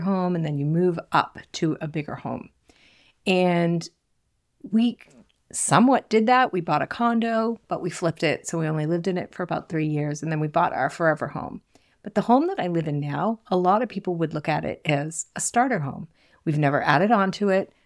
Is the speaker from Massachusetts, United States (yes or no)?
yes; south shore of Massachusetts, United States; accent: Boston; I grew up in a small Cape Cod home on the south shore of Massachusetts. I'm sure you can hear my Boston accent slip in from time to time.